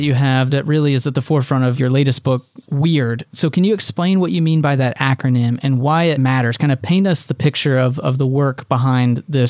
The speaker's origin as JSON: {"language": "English", "country": "United States", "tie": "born or raised there", "said": "but for us growing up in America in the 20th century, we've grown up with a lot of things"}